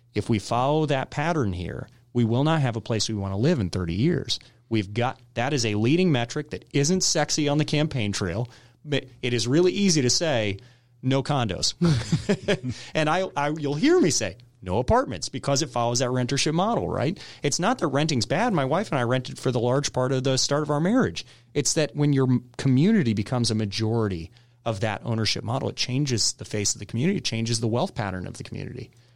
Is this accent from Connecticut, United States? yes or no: no; Woodstock, Georgia, United States; also born or lived in Michigan / California / Texas / North Carolina; I grew up in Town Lake, and so I, I grew up and really the, the part of Woodstock that was populated back when I was growing up